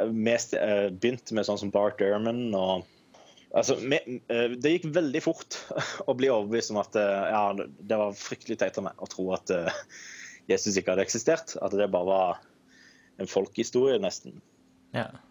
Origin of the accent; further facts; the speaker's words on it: Kristiansand, Agder, Norway; Jeg er 29 år og kommer fra Kristiansand